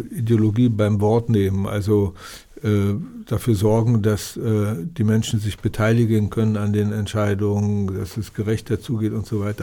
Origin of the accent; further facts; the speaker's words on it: Berlin, Germany; now in Austria; Wir haben in der, in der Dunkerstraße, äh, Dimitrovstraße, Danziger Straße gewohnt.